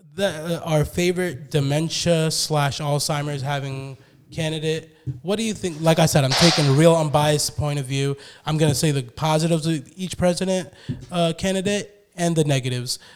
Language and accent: English; United States; I love being an American.